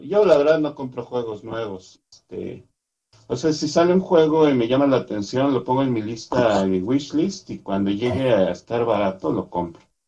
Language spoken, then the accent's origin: Spanish; Mexico City, Mexico; Yo soy de la Ciudad de México.